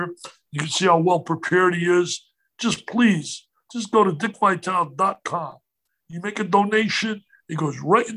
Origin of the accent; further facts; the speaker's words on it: Elmwood Park, New Jersey, United States; moved away; also born or lived in Passaic, New Jersey; where I grew up in Elmwood Park